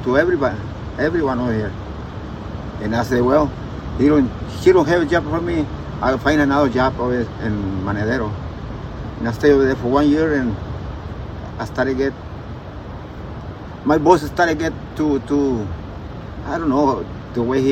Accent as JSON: {"language": "English", "region": "Durango", "country": "Mexico", "tie": "born or raised there", "also_born_or_lived": "United States", "second_language": "English", "moved": "yes", "lives_now": "Maneadero, Mexico", "said": "I grew up in Durango"}